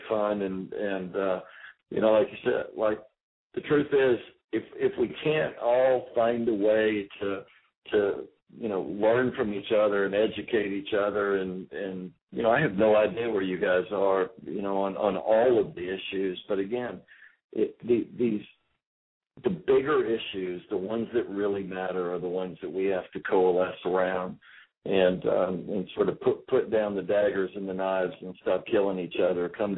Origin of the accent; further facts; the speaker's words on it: Texas, United States; I am from Texas